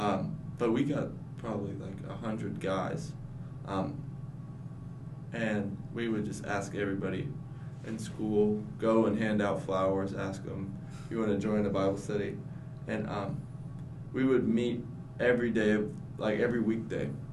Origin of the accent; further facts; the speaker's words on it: Asheville, North Carolina, United States; I'm from Asheville, North Carolina